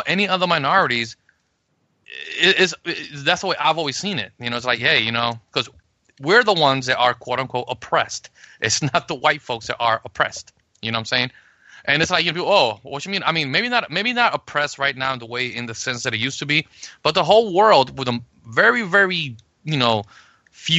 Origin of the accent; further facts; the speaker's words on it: New York City, New York, United States; also born or lived in Puerto Rico; I grew up in the South Bronx. I grew up in the ghetto